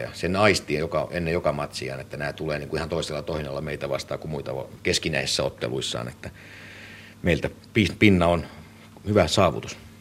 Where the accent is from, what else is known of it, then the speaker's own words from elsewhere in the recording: Finland; mä nyt on syntynyt Suomessa, niin mä koen, että tämä on niin kuin mun kotimaani